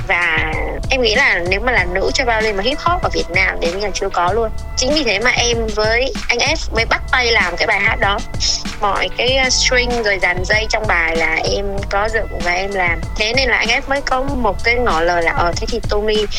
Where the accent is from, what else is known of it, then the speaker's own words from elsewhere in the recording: Vietnam; mình là người Việt Nam